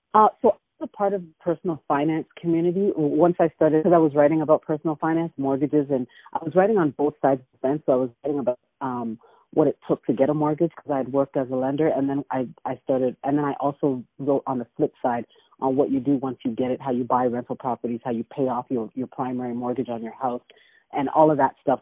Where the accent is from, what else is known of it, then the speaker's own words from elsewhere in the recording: Toronto, Ontario, Canada; moved away as an adult; now in Atlanta, United States; I'm originally from Canada, from Toronto